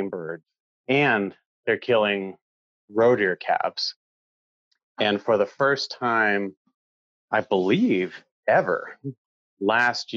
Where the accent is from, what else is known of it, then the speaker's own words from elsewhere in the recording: Maine, United States; moved away as an adult; now in Norway; I grew up in Maine in the 90s